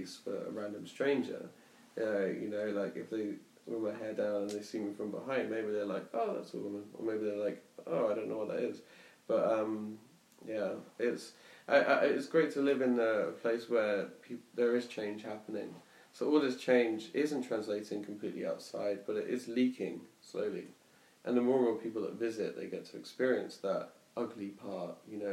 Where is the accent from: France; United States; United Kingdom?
United Kingdom; Basingstoke, South East England; moved away as an adult; also born or lived in Brighton; now in Berlin, Germany; as a kid, I grew up in Basingstoke